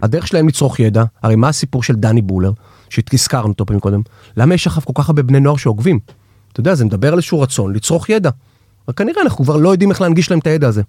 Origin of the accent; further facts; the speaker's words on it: Batzra, Central District, Israel; now in Tel Aviv, Israel; כשאני גדלתי במושב בצרה